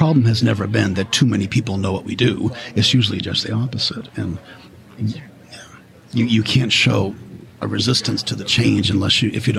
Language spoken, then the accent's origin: English; New England, United States; now in New York, United States; You know, I'm from New England, where the existence of every library is defined by the political parameter of a incorporated city or a town.